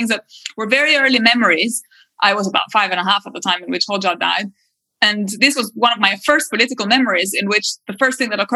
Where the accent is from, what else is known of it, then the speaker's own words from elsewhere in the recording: Albania; when I grew up in Albania in the 80s, the country was very isolated